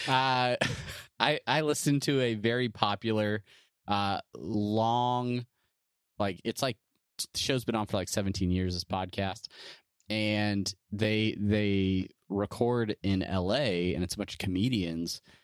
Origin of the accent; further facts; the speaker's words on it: California, United States; we're both from California